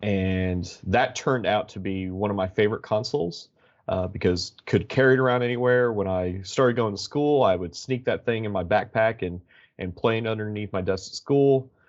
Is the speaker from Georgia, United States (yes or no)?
yes; Georgia, United States; I grew up in Georgia. My dad was in the military, and we lived in Fort Benning. The majority of my family lived in Missouri, so we would take a yearly, or what turned into be a yearly, road trip to Missouri from Georgia.